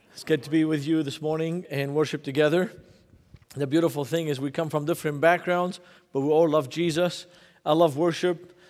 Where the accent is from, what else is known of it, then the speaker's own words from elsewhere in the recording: Beirut, Beirut Governorate, Lebanon; now in United States; when I grew up in Beirut, Lebanon, in nineteen seventy-eight